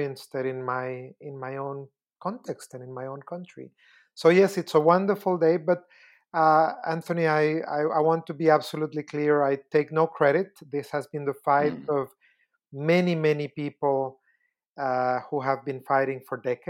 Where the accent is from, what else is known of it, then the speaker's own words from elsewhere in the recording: Costa Rica; I am originally from Costa Rica